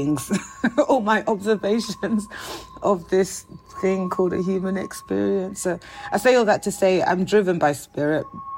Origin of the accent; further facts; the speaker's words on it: London, United Kingdom; moved away; also born or lived in United States; being of Nigerian heritage and growing up in South London, in Peckham to be exact, on North Peckham Estate to be super exact, and then moving to America